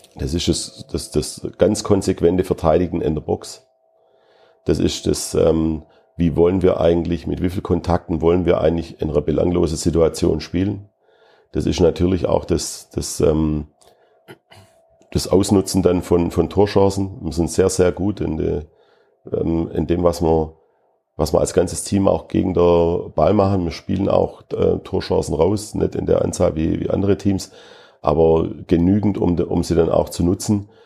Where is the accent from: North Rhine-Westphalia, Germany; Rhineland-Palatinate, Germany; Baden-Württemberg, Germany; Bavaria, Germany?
Baden-Württemberg, Germany; Schwäbisch Gmünd; now in Fürth, Germany; Schwäbisch Gmünd ist meine Heimat